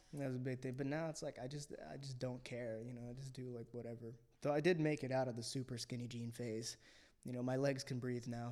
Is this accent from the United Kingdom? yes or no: no; Philippines; I was born in the Philippines. My mother's Filipino.